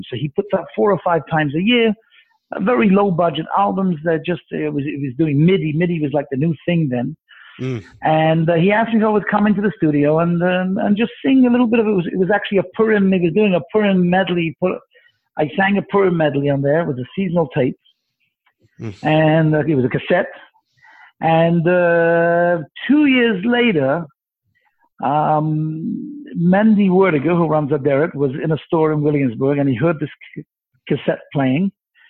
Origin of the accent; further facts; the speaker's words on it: London, United Kingdom; accent: Mancunian; moved away as an adult; also born or lived in Manchester / Montreal; now in Toronto, Canada; I'm actually British. I was born in England. I was born in Manchester, grew up in London, and I only came to Canada after I got married